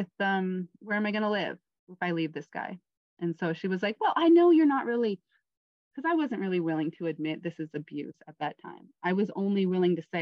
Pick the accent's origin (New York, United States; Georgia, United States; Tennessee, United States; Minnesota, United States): Minnesota, United States; moved away as an adult; also born or lived in Oregon / Philippines / Taiwan; my best friend from Minnesota